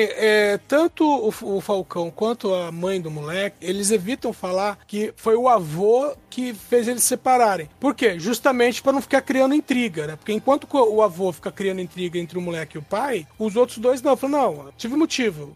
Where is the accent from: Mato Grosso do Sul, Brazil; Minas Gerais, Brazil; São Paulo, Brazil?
Minas Gerais, Brazil; interior of; eu sou do interior de Minas e lá na minha cidade tem a tradição de beber o morto